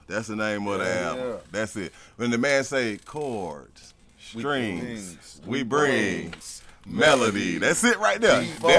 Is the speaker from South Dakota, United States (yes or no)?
no; Fort Valley, Georgia, United States; I'm from Fort Valley, Georgia. You know. I'm 75 South.